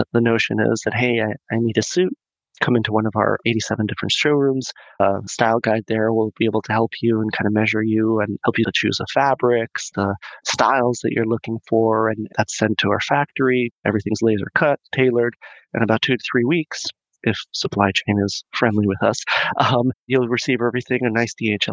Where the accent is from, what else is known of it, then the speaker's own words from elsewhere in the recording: Mexico; moved away as an adult; also born or lived in Boston; I'm born and raised in Mexico. Spent the first half of my life there all the way up to the end of high school.